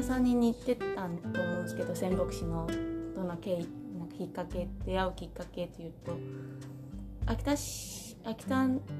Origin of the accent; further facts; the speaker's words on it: Taoyuan, Taiwan; Japanese is a second language; moved away as an adult; now in Senboku, Japan; 出身は台湾の桃園というところ